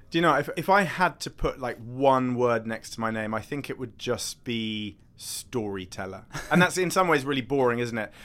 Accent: United Kingdom; accent: posh

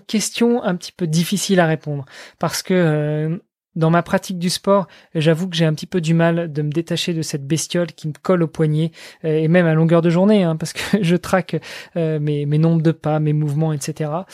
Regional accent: France; moved away; je je suis français, je vis à l'étranger, je suis marié avec une étrangère

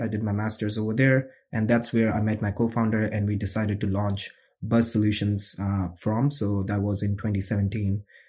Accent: New Delhi, Delhi, India; moved away as an adult; now in United States; I grew up in New Delhi, India

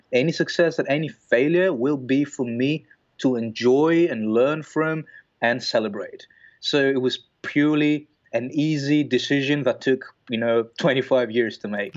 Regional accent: Greece; moved away as an adult; also born or lived in Belgium; I'm, I'm originally from Greece. And then I moved to Belgium at the age of twenty-two.

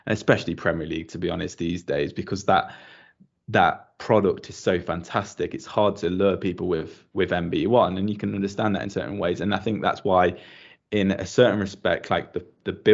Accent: Nottingham, East Midlands, United Kingdom; now in Hungary; when I was growing up in Nottingham

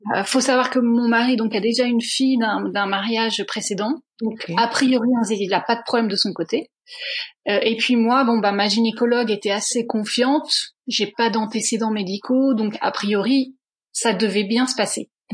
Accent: France; moved away as an adult; also born or lived in Netherlands / England; now in Brussels, Belgium; je suis française d'origine, mais ça fait maintenant à peu près 8-9 ans que je suis établie à Bruxelles.

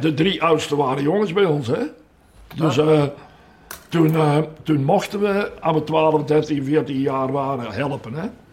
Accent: Meer, Flanders, Belgium; met mijn 16 jaar en half ben ik al in de eerste ploeg in de goal gekomen bij ons in Meer

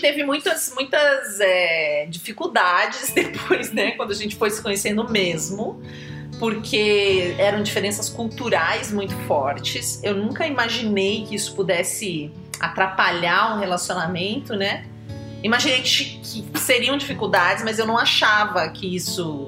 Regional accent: Brazil; a gente é brasileiro

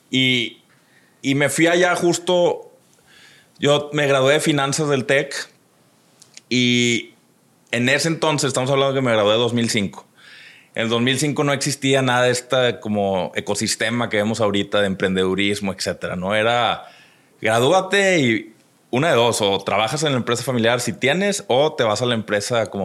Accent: Monterrey, Nuevo León, Mexico; also born or lived in Chicago / United States; soy de Monterrey, nací en el 82. Este, entonces ya tengo 39 años, este es el año donde cumplo 40. Uy. Este, eh, pero crecí aquí, aunque sí tuve mis etapas donde estuve fuera por ratitos, ¿no? trabajé fuera un ratito en Chicago

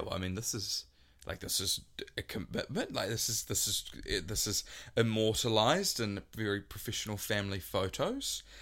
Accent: Waikato, New Zealand; growing up in the Waikato

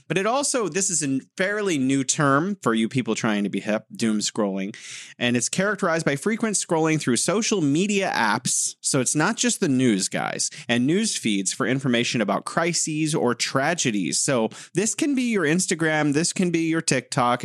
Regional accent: United States; as an American

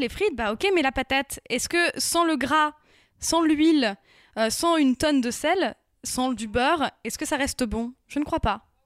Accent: Picardy, Hauts-de-France, France; j'ai grandi en Picardie

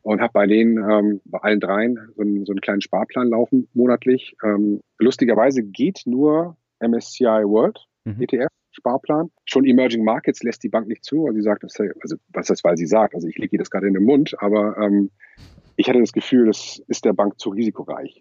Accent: Lübeck, Schleswig-Holstein, Germany; now in Kiel, Germany; Ich ähm, bin Wahlkieler, aber gebürtiger Lübecker.

